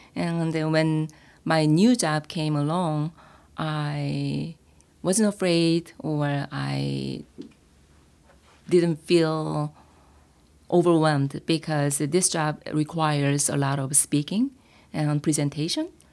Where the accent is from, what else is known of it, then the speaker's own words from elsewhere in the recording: South Korea; accent: Korean; English is a second language; moved away; my accent, Korean accent